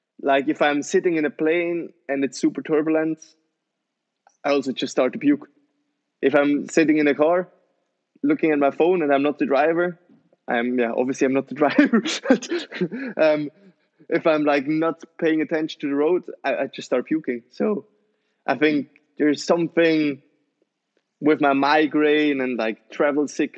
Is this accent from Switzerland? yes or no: yes; Switzerland; I'm born and raised in Switzerland